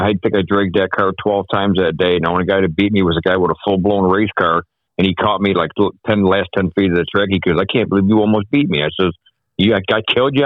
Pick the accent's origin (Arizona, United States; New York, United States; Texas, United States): New York, United States; Newark; Born and raised in Newark.